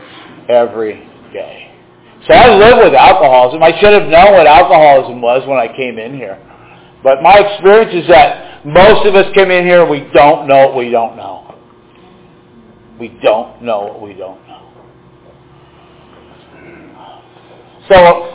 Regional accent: Marin County, California, United States; I grew up in Marin County

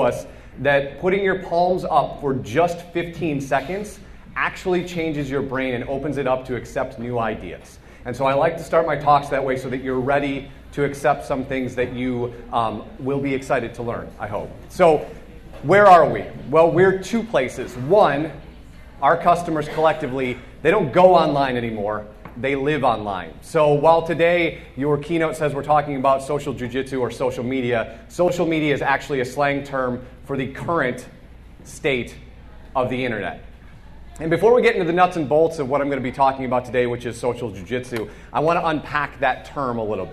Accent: Chicago, Illinois, United States; moved away; we're from Chicago

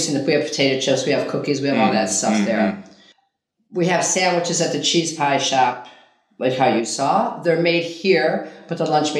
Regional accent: Ikaria, North Aegean, Greece

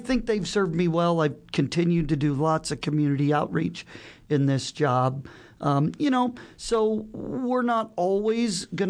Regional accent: Council Bluffs, Iowa, United States; moved away as an adult; also born or lived in Wayne, Nebraska; now in Omaha, United States; I grew up in Council Bluffs.

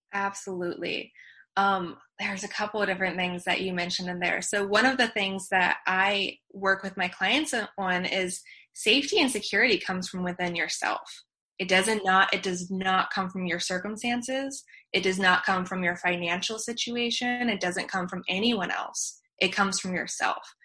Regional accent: Virginia, United States; I was born in Virginia

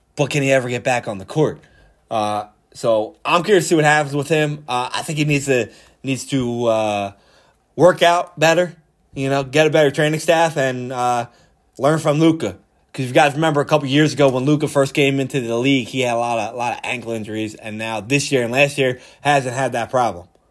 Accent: Philadelphia, Pennsylvania, United States; I'm from Philly.

